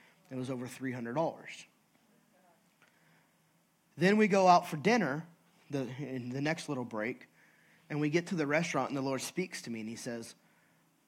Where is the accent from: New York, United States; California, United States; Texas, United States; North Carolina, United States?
California, United States; I'm from California.